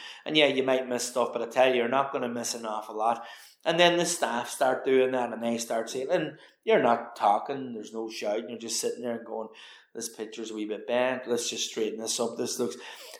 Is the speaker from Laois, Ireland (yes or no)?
no; County Donegal, Ireland; growing up in the Rosapenna, like, you know, farm to fork was something we always did.